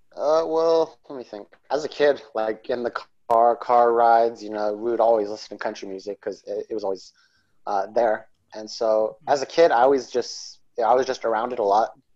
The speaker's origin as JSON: {"language": "English", "town": "Coolidge", "region": "Arizona", "country": "United States", "tie": "born or raised there", "said": "I grew up in Arizona, which is about uh, three hours from Mexico."}